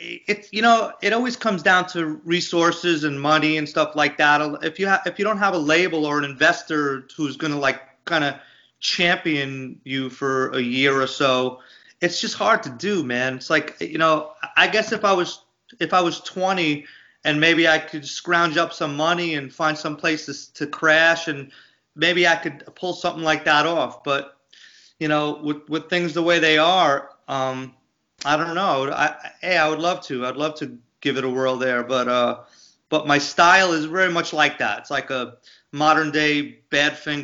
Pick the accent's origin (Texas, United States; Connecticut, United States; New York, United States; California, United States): New York, United States; Long Island; growing up in Long Island, Italian, you know, American from Long Island